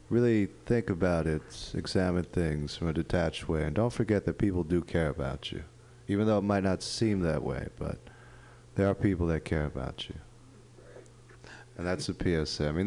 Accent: New York, United States; I, I grew up in New York, so I'm used

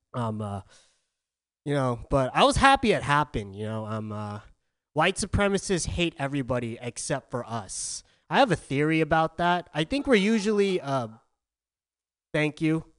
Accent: Southern California, United States; now in San Francisco, United States; I'm from Southern California

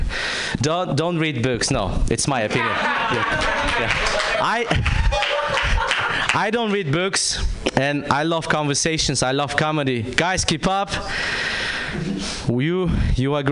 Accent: Kazakhstan; moved away; I'm from Kazakhstan

